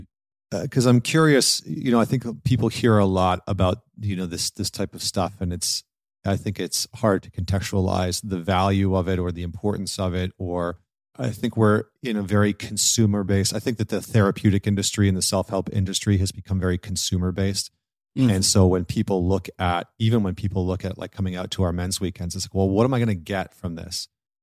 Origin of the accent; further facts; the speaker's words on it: Saskatchewan, Canada; also born or lived in Scotland; I was born in Scotland, came to Canada, grew up in Saskatchewan, which is like the center of Canada, which there's not a lot of people there. There's not a lot going on. It's farmland.